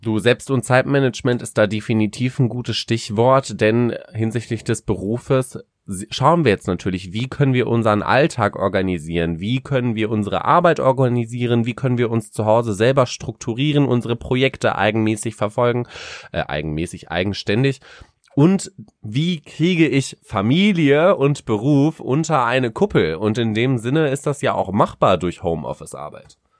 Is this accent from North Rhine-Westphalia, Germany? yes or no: yes; Paderborn, North Rhine-Westphalia, Germany; Ich komme ja aus Paderborn, das ist eine, das ist eine riesige Uni, was Lehramt angeht